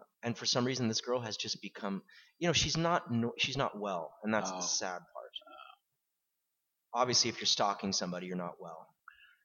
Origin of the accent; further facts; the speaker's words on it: Lake Oswego, Oregon, United States; moved away as an adult; guys I grew up with in Lake Oswego